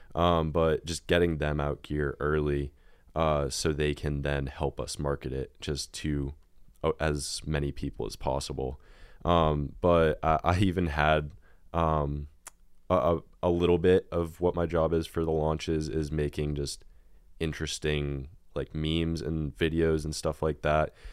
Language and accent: English; near Boston, Massachusetts, United States; I am from Massachusetts, very, very close to Boston